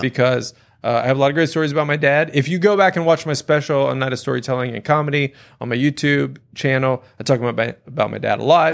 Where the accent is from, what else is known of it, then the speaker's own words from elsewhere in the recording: Louisiana, United States; growing up in Louisiana